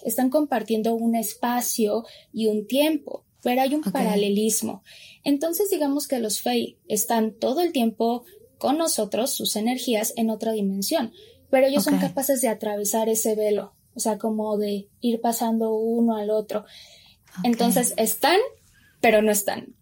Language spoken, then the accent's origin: Spanish; Mexico; si yo soy mexicana